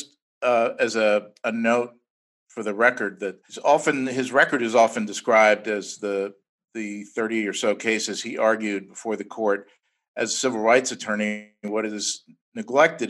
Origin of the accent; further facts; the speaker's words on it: Virginia, United States; my home state of Virginia